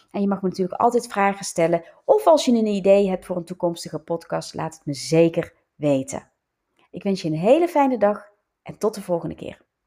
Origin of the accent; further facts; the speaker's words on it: North Brabant, Netherlands; accent: Brabants; moved away as an adult; now in Leiden, Netherlands; mijn nog steeds Brabants accent, ook al woon ik al, hoe lang? 32 jaar in Leiden, 33 jaar bijna